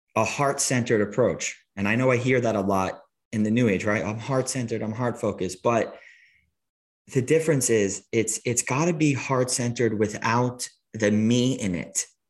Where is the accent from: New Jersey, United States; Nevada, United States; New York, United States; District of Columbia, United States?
New York, United States; Long Island; I grew up in Long Island